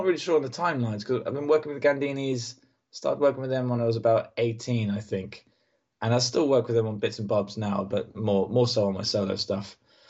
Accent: United Kingdom; I'm British and my sense of humor, I think, is British

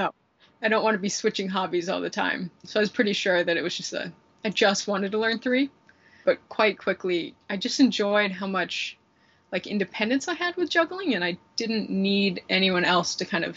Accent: Salt Lake City, Utah, United States; I'm from Salt Lake City, Utah. And I've really spent most of my life there.

